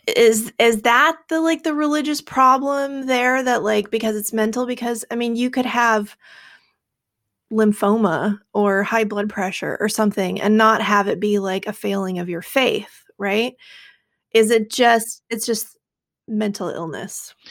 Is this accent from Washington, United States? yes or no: yes; Seattle, Washington, United States; I grew up in Seattle. We're pretty liberal out here.